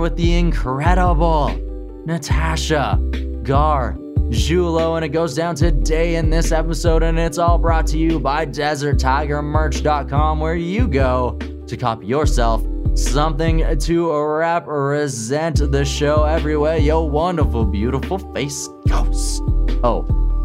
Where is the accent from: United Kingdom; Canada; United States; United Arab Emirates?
Canada; Saskatchewan; now in Kamloops, Canada; I'm originally from Saskatchewan